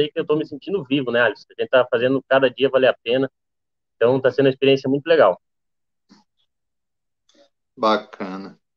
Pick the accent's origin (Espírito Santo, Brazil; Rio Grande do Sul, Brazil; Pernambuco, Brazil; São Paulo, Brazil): Rio Grande do Sul, Brazil; also born or lived in Mato Grosso; tenho 23 anos, sou natural do Mato Grosso, porém eu só nasci no Mato Grosso e fui embora para o Rio Grande do Sul, onde eu me criei lá, né?